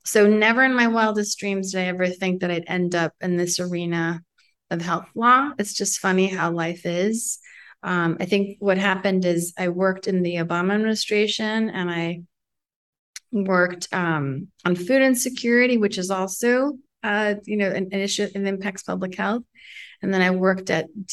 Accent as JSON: {"language": "English", "town": "New York City", "region": "New York", "country": "United States", "tie": "born or raised there", "said": "I was born and raised in Manhattan where they met and fell in love"}